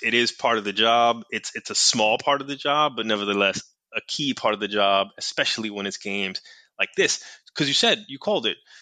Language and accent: English; New York City, New York, United States; I grew up in New York City, went to school in New York City